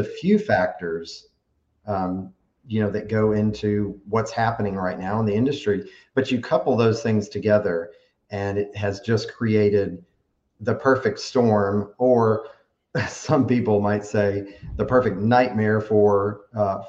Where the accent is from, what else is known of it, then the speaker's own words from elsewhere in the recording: Tuscaloosa, Alabama, United States; I grew up on Lake Tuscaloosa. When we first moved to Alabama in 1982 is when I moved to Alabama. We had a house on Lake Tuscaloosa at that time. So I was 7 years old and, just grew up on the lake